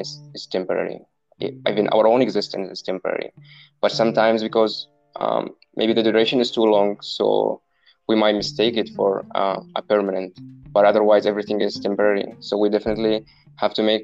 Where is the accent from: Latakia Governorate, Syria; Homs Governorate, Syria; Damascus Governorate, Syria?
Homs Governorate, Syria; Homs; moved away; I was born in Homs in Syria